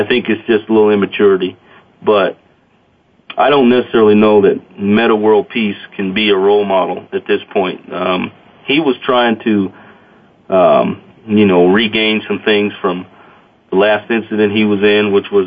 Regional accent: Casper, Wyoming, United States; when I was a kid here in Casper

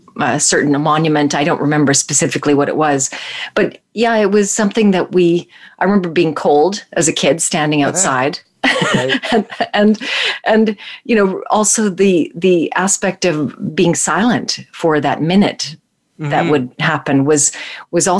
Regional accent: Calgary, Alberta, Canada; I grew up in Calgary

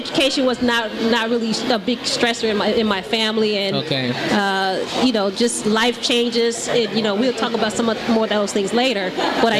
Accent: Detroit, Michigan, United States; I'm born and raised in Detroit, Michigan.

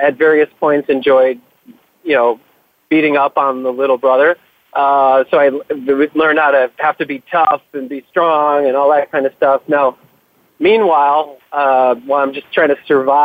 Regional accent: Buffalo, New York, United States; I grew up outside of Buffalo, New York, in the 70s and 80s.

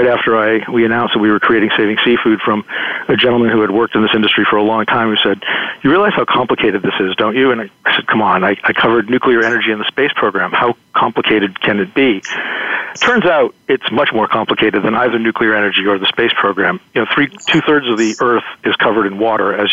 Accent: New Bedford, Massachusetts, United States; I grew up in New Bedford, Massachusetts

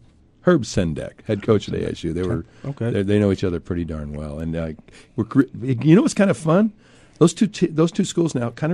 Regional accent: San Francisco Bay Area, California, United States; when I grew up in the San Francisco Bay Area, everybody hated my guts because I loved the Lakers

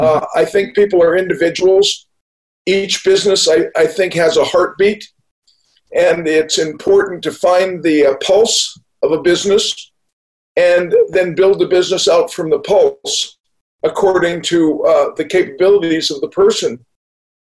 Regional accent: Newport Beach, California, United States; also born or lived in Winnipeg, Manitoba, Canada; I grew up in Newport Beach. I moved down from Winnipeg, Manitoba. And when I was 14, when I was 3 years old, my family moved

